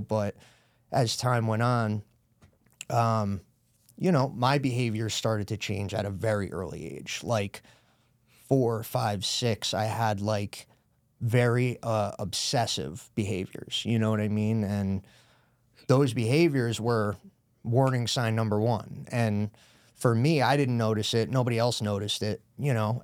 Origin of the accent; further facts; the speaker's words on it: Brewster, New York, United States; moved away as an adult; also born or lived in Newark, New Jersey; now in Danbury, United States; I grew up in Brewster, right over the border